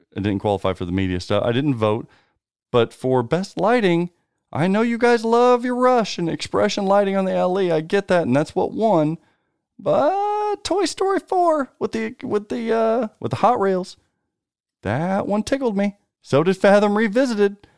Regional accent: United States; us Americans

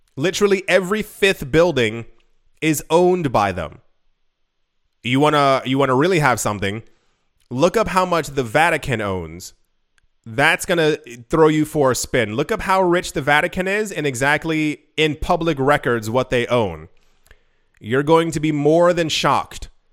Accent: United States; I'm from the States

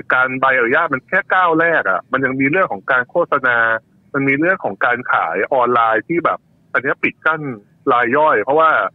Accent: Ubon Ratchathani, Thailand; ผมเป็นคนอุบลพ่อแม่ผมเป็นคนอุบล

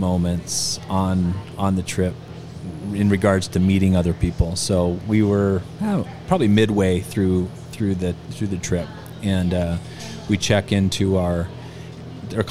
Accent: United States; from the United States

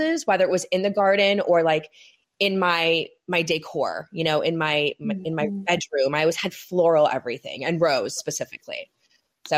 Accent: California, United States; moved away as an adult; also born or lived in New York City / New Jersey; I'm from California, but I lived on the East Coast for many years

